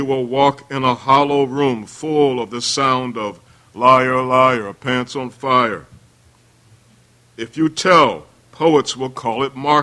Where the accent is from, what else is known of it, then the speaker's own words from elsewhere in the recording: Baltimore, Maryland, United States; I'm from the East Side